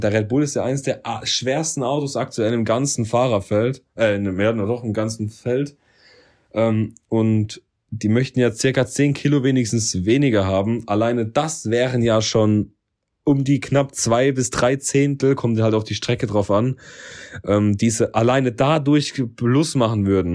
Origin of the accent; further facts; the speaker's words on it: Germany; Ich bin Deutscher